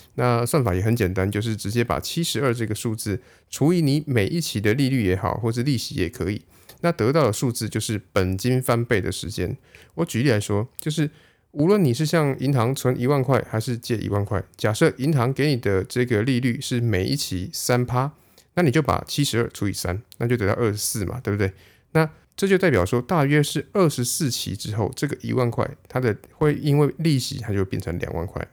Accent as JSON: {"language": "Chinese", "country": "Taiwan", "said": "我们台湾人"}